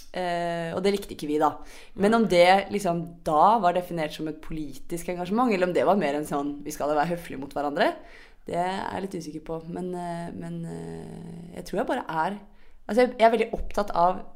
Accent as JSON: {"language": "Norwegian", "area": "Sørlandet", "region": "Southern Norway", "country": "Norway", "said": "Det har vi på Sørlandet òg."}